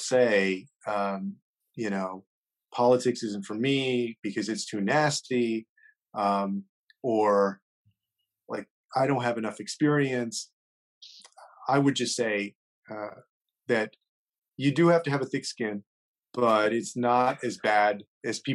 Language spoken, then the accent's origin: English; San Antonio, Texas, United States; here in my hometown